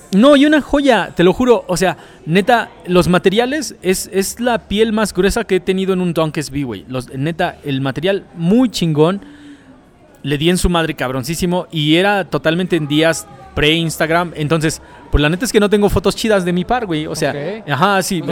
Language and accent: Spanish; Nezahualcóyotl, State of Mexico, Mexico; yo nací en Nesa, yo soy born, nacido y criado en Nesa. Mis papás son de Oaxaca